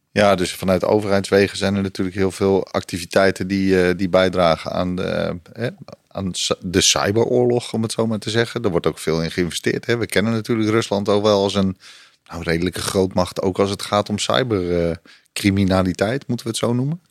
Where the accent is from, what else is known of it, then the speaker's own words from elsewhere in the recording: Netherlands; als Nederlander